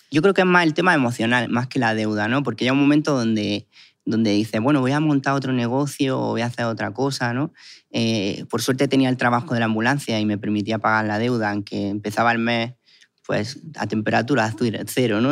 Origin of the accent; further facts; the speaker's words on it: Guadix, Andalusia, Spain; vengo de un pueblo que es Caguadí